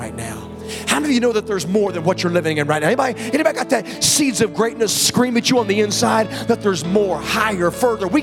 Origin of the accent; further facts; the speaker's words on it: Virginia, United States; I grew up in Virginia, and we used to, as a family, go to this place called Hungry Mother Park